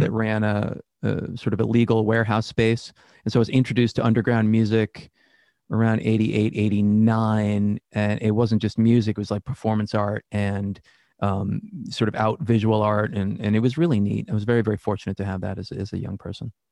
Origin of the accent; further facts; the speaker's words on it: Worcester, Massachusetts, United States; Born and raised in Worcester, Massachusetts.